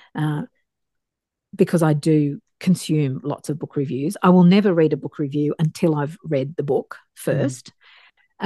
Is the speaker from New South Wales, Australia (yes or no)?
yes; Dapto, New South Wales, Australia; I grew up in Dapto, a working class suburb um, outside Wollongong in New South Wales